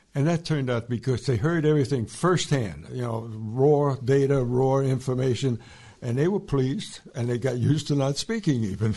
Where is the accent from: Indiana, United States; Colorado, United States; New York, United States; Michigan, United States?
New York, United States; New York City; I grew up in New York City